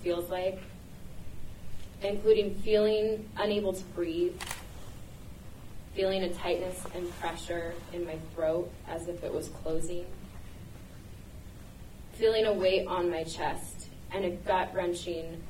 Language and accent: English; Portland, Oregon, United States; my childhood growing up in Portland